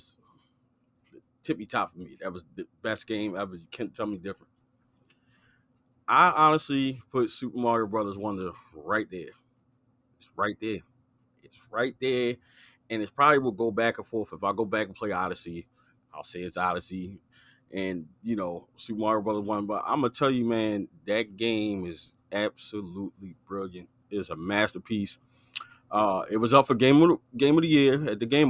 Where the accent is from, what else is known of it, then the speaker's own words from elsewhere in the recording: Maryland, United States; we're from Maryland